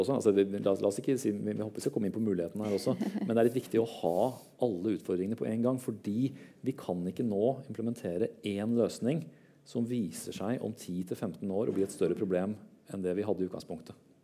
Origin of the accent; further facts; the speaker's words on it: Høylandet, Trøndelag, Norway; also born or lived in Oslo (Kalbakken); Året før hadde vi flytta fra Oslo, og jeg hadde bodd alle mine syv år, og nordover til Høylandet